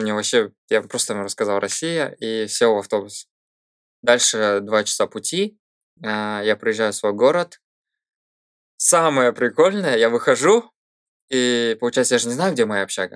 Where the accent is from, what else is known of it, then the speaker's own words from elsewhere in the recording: Shymkent, Turkistan Region, Kazakhstan; moved away as an adult; also born or lived in Coventry, United Kingdom; я из Казахстана